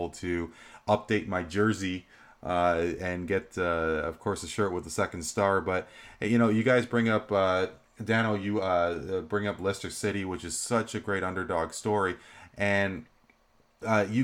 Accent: Canada; we are Canadian, we are more than just hockey

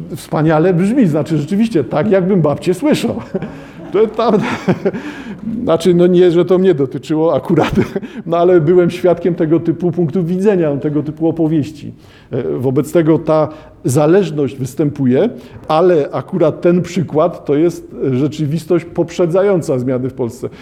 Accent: Poland

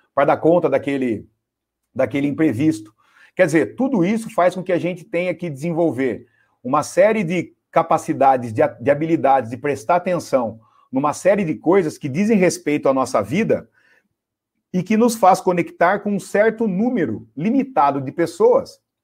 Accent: Piracicaba, São Paulo, Brazil; eu sou caipira lá de Piracicaba

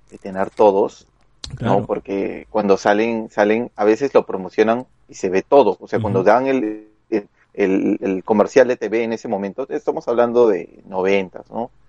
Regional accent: Lima, Peru; todavía sigo en Lince.

